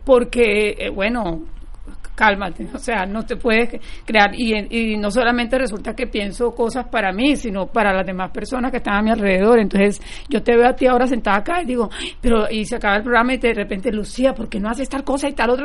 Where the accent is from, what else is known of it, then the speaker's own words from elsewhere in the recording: Barranquilla, Atlántico, Colombia; now in Fort Lauderdale, United States; yo crecí en Barranquilla, Colombia